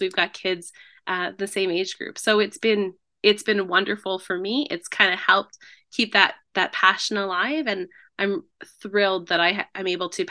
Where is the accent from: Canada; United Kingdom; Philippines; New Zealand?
Canada; North Bay, Ontario; moved away as an adult; also born or lived in Ottawa; I grew up in North Bay, or just outside of North Bay.